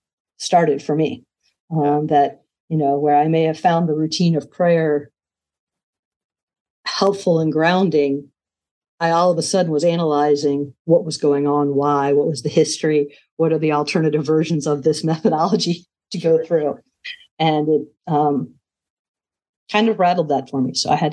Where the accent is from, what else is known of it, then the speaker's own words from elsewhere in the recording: Midwest, United States; But I'm a Midwesterner.